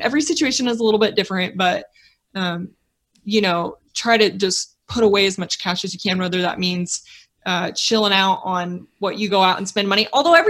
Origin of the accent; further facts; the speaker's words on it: United States; I have to live a certain way because I'm an American.